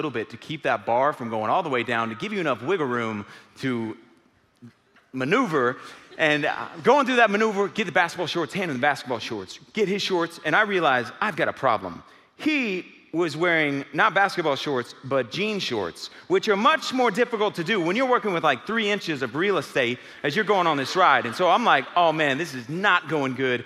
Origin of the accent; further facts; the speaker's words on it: Houston, Texas, United States; moved away; It's my old stomping grounds. I grew up in Houston